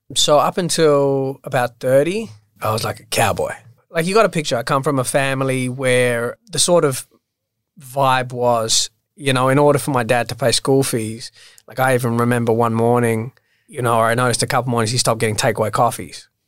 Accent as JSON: {"language": "English", "town": "Sydney", "region": "New South Wales", "country": "Australia", "tie": "born or raised there", "also_born_or_lived": "London", "lives_now": "Sydney, Australia", "said": "I was born in Australia. I grew up in Bondi, so originally a Bondi boy."}